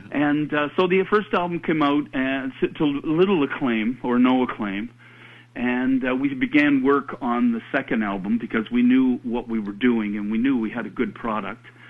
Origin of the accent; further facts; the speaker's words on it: Canada; we're Canadian